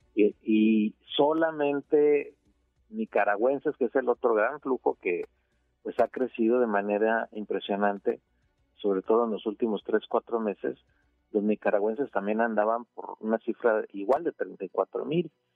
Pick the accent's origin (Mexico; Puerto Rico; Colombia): Mexico; el 40% somos mexicanos